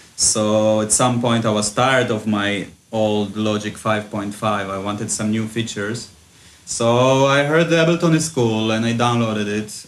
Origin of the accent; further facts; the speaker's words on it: Israel; moved away as an adult; also born or lived in Ukraine; now in Goa, India; I was uh, originally born in Ukraine, and then when we when I was six, we moved to Israel, uh, and I grew up in Israel basically.